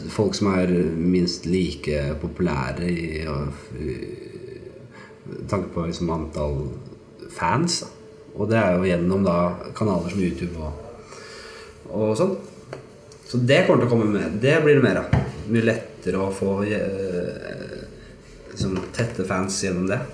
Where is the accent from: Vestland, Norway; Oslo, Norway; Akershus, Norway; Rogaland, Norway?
Oslo, Norway; Og vi vokste opp i Granstveien på Bekkelaget og hadde det jævlig ålreit der.